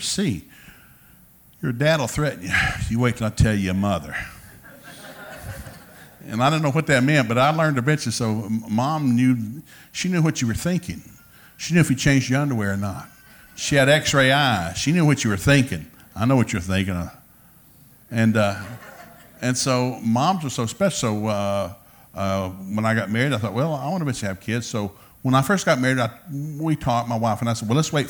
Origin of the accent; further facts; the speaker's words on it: Turtletown, Tennessee, United States; also born or lived in Ducktown, Tennessee; I grew up in Turtletown. That's a suburb of Ducktown